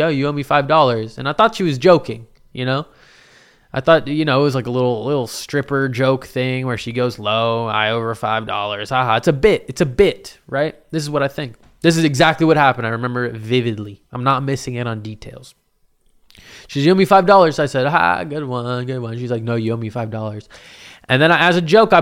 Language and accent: English; Lake Oswego, Oregon, United States; I grew up in Lake Oswego